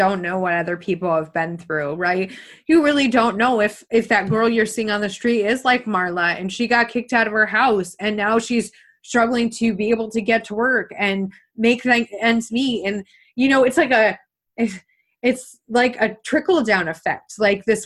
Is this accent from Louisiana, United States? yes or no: no; small town east of Potsdam, New York, United States; I'm actually from a really small town that's 30 minutes east of Potsdam